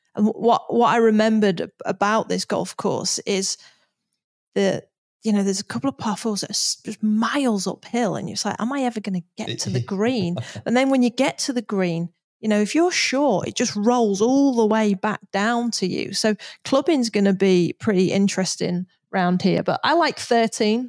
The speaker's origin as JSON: {"language": "English", "country": "United Kingdom", "said": "as a Brit"}